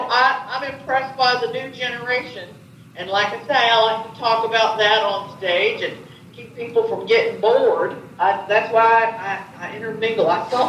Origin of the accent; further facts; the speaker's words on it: Tennessee, United States; also born or lived in Chicago; But anyways, I moved off to Tennessee from Chicago. I lived in Chicago, and I came back to my roots. I got down here. I'm in East Tennessee outside of Knoxville.